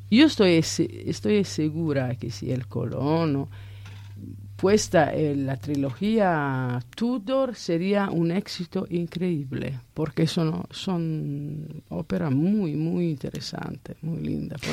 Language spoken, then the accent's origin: Spanish; Italy; Spanish is a second language; yo soy italiana